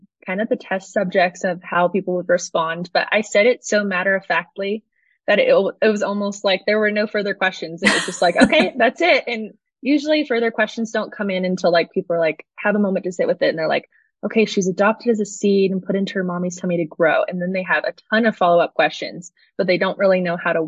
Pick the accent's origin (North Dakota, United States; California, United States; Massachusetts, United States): California, United States; San Diego County; now in Colorado Springs, United States; I'm originally from San Diego County, and I now live in Colorado Springs